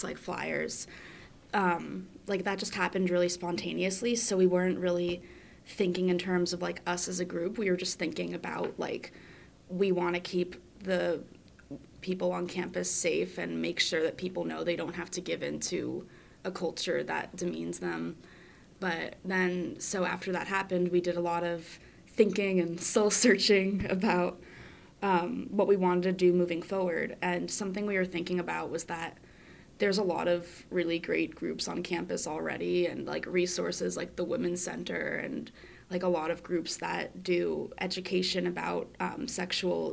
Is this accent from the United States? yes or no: yes; Florida, United States; moved away as an adult; now in Philadelphia, United States; I'm a junior at Penn, and I'm from Florida, but I like Philly a lot better